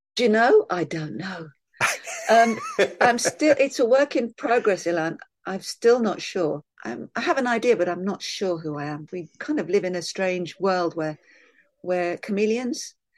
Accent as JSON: {"language": "English", "region": "London", "country": "United Kingdom", "said": "Part of me wants to say, \"Well, London"}